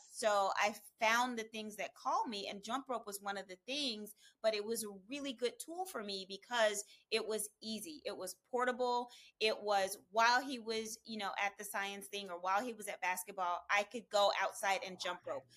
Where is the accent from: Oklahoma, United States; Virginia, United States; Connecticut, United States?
Oklahoma, United States; now in California, United States; I'm from Oklahoma